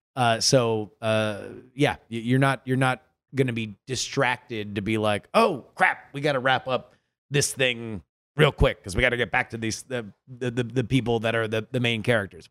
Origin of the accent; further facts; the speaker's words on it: South Florida, United States; I grew up in South Florida